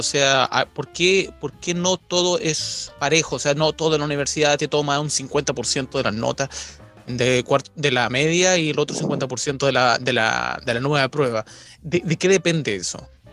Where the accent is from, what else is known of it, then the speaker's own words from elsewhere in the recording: Chile; moved away as an adult; now in United Kingdom; yo soy de Chile